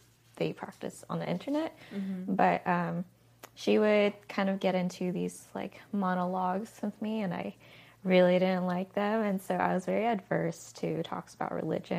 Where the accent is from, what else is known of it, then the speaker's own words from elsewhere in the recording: Diamond Bar, California, United States; I grew up in California, Diamond Bar, typical Asian family